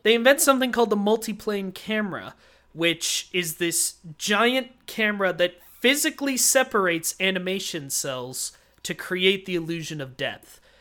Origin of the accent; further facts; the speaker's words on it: Kansas City, Kansas, United States; very close to where I grew up, in a home that you and Dad still live in, except that was in Kansas City, Kansas, the better side